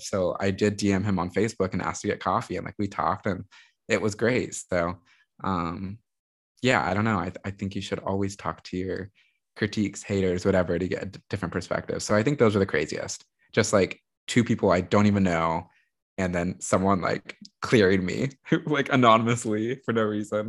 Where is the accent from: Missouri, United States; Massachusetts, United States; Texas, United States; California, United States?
Texas, United States; also born or lived in New York; I have to return to Austin. There's a lot of political work I want to do here. There's a lot I want to change in my home state